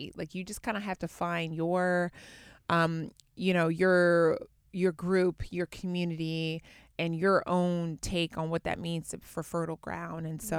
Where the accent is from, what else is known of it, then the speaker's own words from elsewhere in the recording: Atlanta, Georgia, United States; Well, so where I grew up in Atlanta, after I was done with high school, went to college and at Auburn University in Alabama